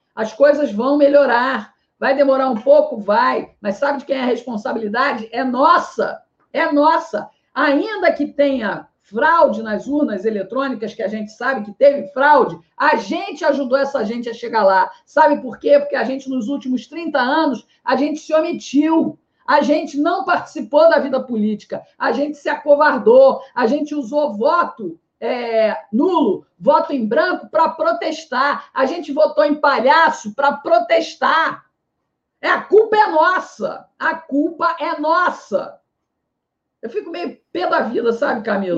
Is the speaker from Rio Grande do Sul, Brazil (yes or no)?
no; Rio de Janeiro, Brazil; also born or lived in Ceará; now in Fortaleza, Brazil; é do Rio de Janeiro, que é a minha cidade natal